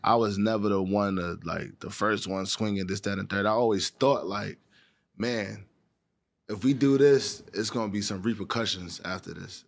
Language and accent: English; New York City, New York, United States; growing up in Harlem